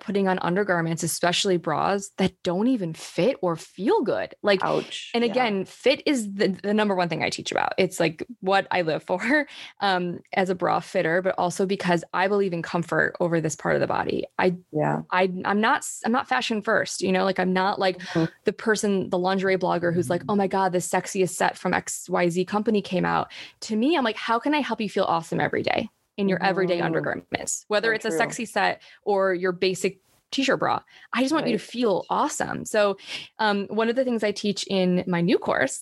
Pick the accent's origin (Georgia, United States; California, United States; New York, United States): New York, United States; Rochester; moved away as an adult; now in Oklahoma, United States; moved to New York City when I was 18 from Rochester, New York